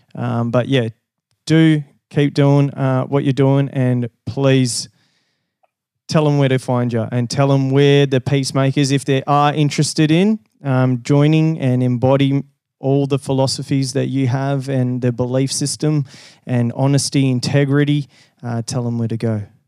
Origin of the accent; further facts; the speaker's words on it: Brazil; also born or lived in Rio de Janeiro / Western Australia; now in Sydney, Australia; Brazil. So I was originally okay. from a little little farm.